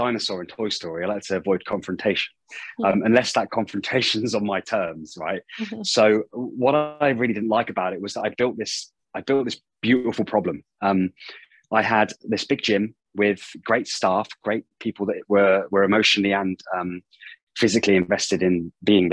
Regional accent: United Kingdom; moved away as an adult; also born or lived in Auckland, New Zealand; starting at a gym in my hometown in the UK

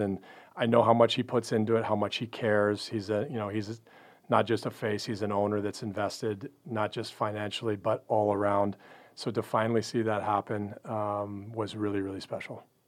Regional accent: Canada; moved away as an adult; also born or lived in Pacific Northwest; now in Dallas, United States; Grew up in Canada

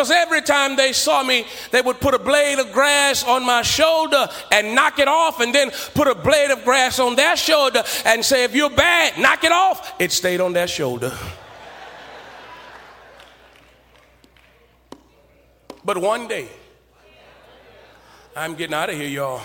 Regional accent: Beaumont, Texas, United States; I grew up in Beaumont, Texas.

